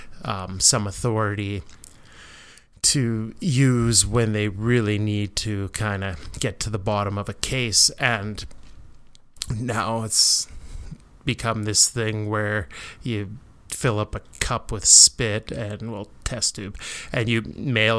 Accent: Canada; being Canadian

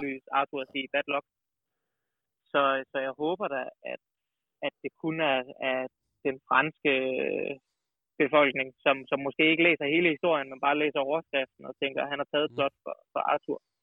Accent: Kolding, Southern Denmark, Denmark; also born or lived in Odense; now in Snoldelev, Denmark; som sønderjyde

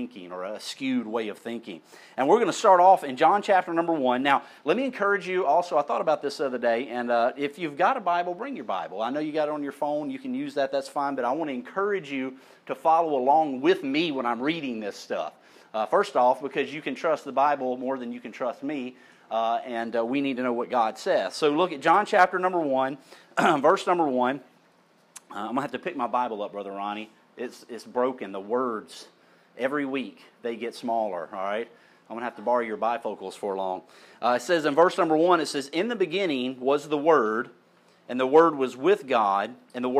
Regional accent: St. Elmo, United States; When I was a kid, I grew up in St. Elmo, my people

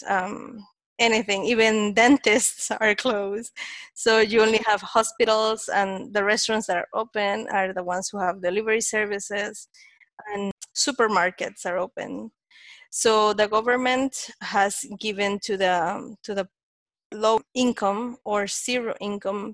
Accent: Panama; I'm from Panama. I'm here in Panama City.

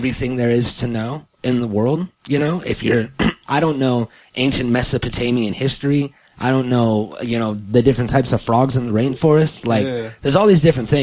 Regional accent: California, United States; I was born in California, in the United States of America, in California

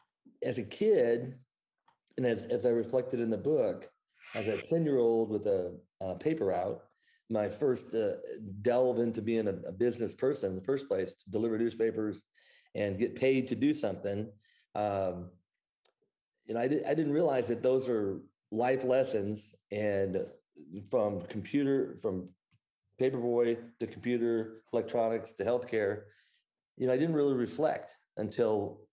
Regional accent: Midwest, United States; moved away as an adult; now in Dallas, United States; I was raised in the Midwest. And when I finished my undergrad in business administration, decided to move to Dallas, Texas.

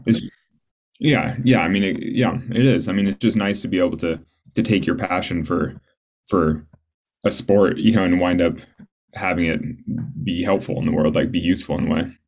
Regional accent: Sacramento, California, United States; I grew up in Sacramento

